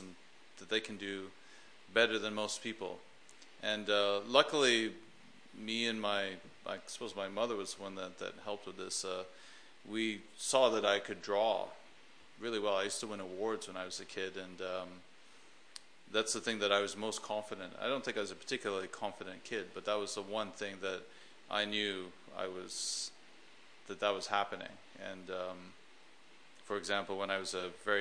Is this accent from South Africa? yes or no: no; Vancouver, British Columbia, Canada; moved away as an adult; also born or lived in Los Angeles / London; my hometown of Vancouver, Canada